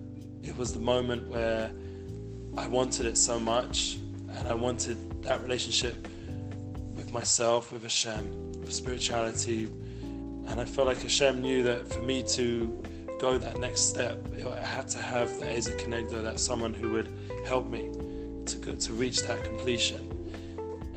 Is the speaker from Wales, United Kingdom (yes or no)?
no; Edgware, London, United Kingdom; moved away as an adult; now in Jerusalem, Israel; growing up in Edgware, you know, I wouldn't have imagined that I'd have had the merit to live the last 20 years in the Holy Land, and most of that time in Yerushalayim